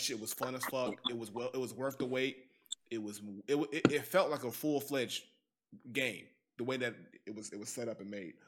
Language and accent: English; Gary, Indiana, United States; I'm from Gary, so Gary ain't part of Indiana